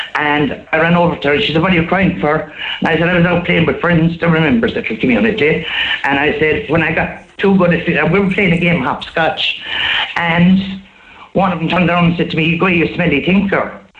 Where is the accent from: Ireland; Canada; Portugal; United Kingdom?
Ireland; Killarney, Munster; I'm from Killarney all my life